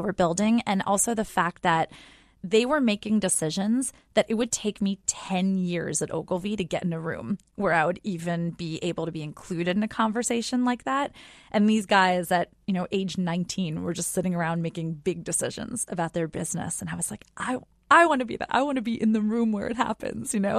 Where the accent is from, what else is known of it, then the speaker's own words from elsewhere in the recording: outside of New York City, United States; we grew up outside of New York City.